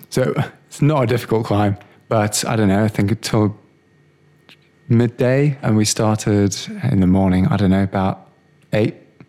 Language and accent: English; Coventry, West Midlands, United Kingdom; born there; also born or lived in South Africa; No, I was born in England.